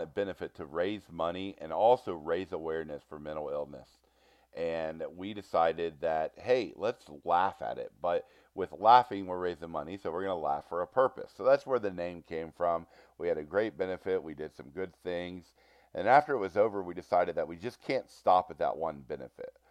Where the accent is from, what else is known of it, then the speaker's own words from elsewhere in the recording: Cincinnati, Ohio, United States; I am from Cincinnati, Ohio